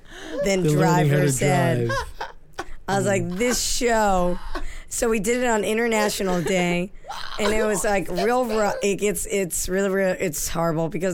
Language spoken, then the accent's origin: English; New Hampshire, United States; I grew up in New Hampshire